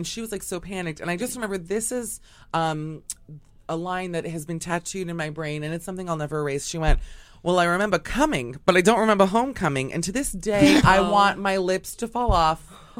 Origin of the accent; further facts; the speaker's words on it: Miami, Florida, United States; From Miami.